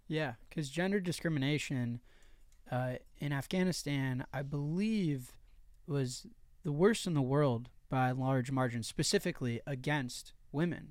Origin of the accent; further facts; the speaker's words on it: Chicago, Illinois, United States; I'm from Chicago, Illinois, U S A. So I'm from America, and within America, I'm from one of the biggest cities in America